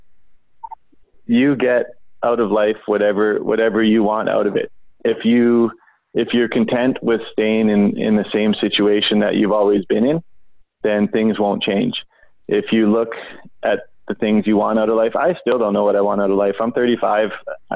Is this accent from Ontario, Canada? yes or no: no; Vancouver, British Columbia, Canada; I grew up in East Vancouver, in one of the, rougher neighborhoods in the city.